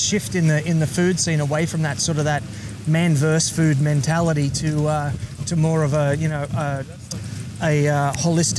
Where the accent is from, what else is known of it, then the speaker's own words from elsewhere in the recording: Gold Coast, Queensland, Australia; I'm from the Gold Coast.